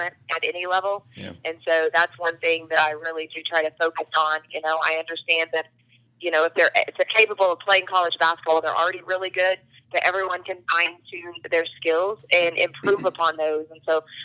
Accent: Oklahoma, United States; I came back to my hometown. Okay. In Oklahoma

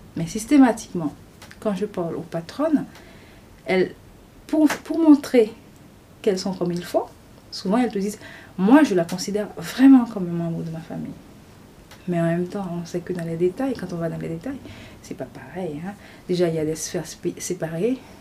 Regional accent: Haiti; also born or lived in Port-au-Prince, Haiti; Je suis haïtienne. Euh, j'ai, fait, grandi en Haïti. Euh, après mes études primaires et secondaires, je suis allée euh, à la capitale, à Port-au-Prince, pour mes études universitaires.

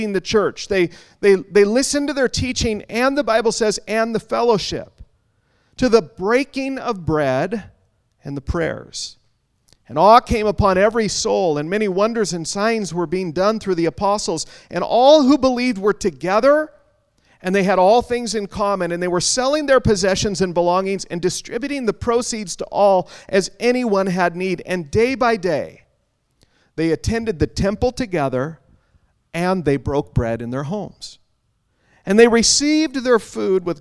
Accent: Western Washington, United States; moved away; Now, I grew up in Western Washington, down in the good old USA.

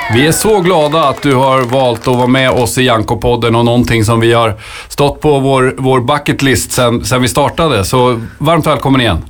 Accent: Nyköping, Södermanland, Sweden; jag kommer från Nyköping

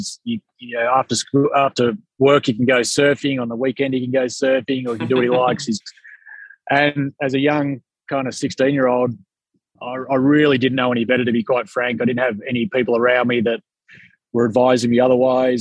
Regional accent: Melbourne, Victoria, Australia; moved away as an adult; also born or lived in London

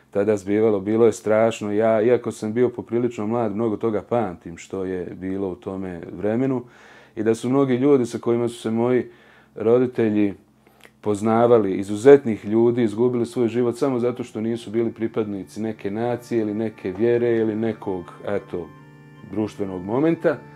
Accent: Prijedor, Republika Srpska, Bosnia & Herzegovina; sa ovom godinom sam napunio evo, već 40 godina, porijeklom sam iz Prijedora, iz porodice ljudi koji su sa majčine strane uglavnom svi prosvjetni radnici.

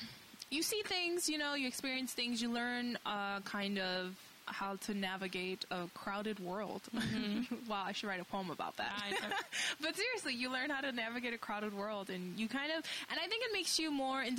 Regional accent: New York City, New York, United States; moved away; I grew up in the Lower East Side

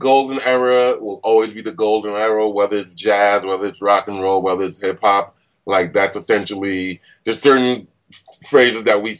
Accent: Nigeria; Not really. Unfortunately, I'm a terrible Nigerian. I'm wholeheartedly African American. I'm African.

